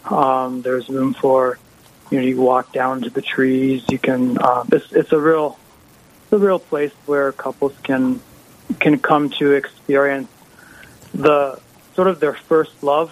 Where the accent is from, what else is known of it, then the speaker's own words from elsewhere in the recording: Halliday, North Dakota, United States; It's actually my home area. I grew up in the Halliday area.